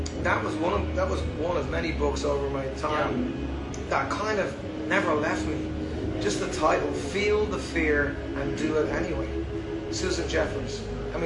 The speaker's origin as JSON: {"language": "English", "country": "Ireland", "moved": "yes", "lives_now": "Fayetteville, United States", "said": "being an Irish person, our culture is big on, you know, sitting in a room, be it a wedding, be it a funeral, and people sing songs"}